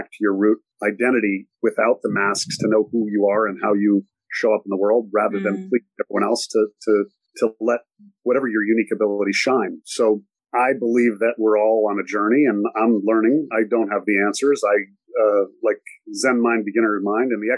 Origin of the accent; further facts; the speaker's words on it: Ann Arbor, Michigan, United States; also born or lived in South Florida / New York; now in Italy; I was born in Ann Arbor, Michigan